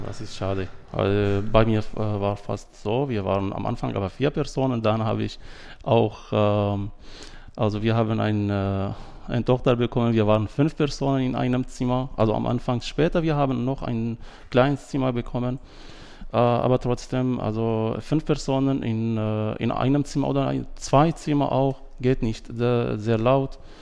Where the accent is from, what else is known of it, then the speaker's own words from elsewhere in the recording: Syria; German is a second language; now in Baden-Württemberg, Germany; Ich bin 37 Jahre alt. Ich komme aus Syrien